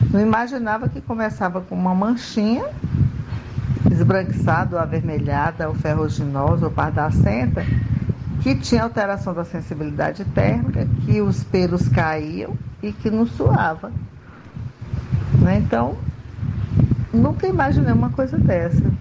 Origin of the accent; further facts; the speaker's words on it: Canindé, Ceará, Brazil; now in Maceió, Brazil; Sou cearense de Canindé, mas moro em Maceió, Alagoas.